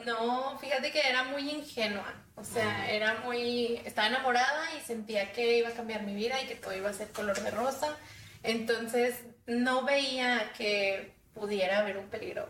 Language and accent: Spanish; Monterrey, Nuevo León, Mexico; soy de aquí de Monterrey